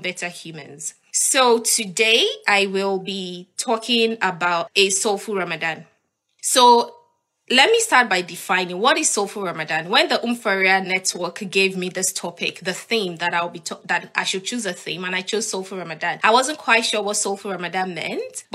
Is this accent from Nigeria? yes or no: yes; Nigeria; moved away as an adult; now in United Kingdom; I'm Nigerian. I used to live in Nigeria and I love living in Nigeria.